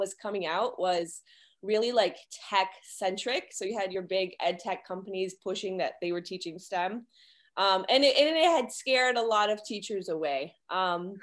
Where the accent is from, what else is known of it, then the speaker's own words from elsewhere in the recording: Detroit, Michigan, United States; I am from Detroit, Michigan